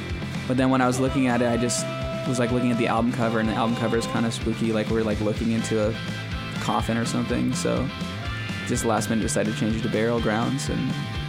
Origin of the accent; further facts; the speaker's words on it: Belmont, California, United States; born there; I was born in Belmont, motherfucker.